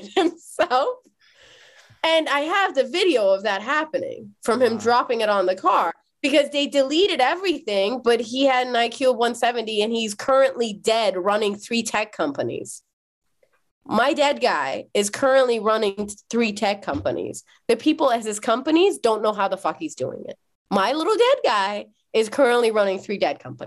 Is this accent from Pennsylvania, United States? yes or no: no; Los Angeles, California, United States; growing up next to my old elementary school in West LA, I'm currently in my childhood bedroom.